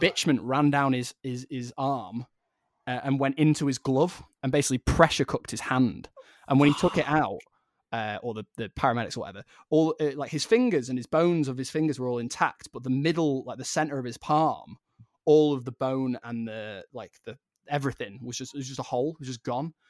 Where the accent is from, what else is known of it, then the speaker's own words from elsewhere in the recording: Blackpool, North West England, United Kingdom; growing up in Blackpool, it was just quite a rough place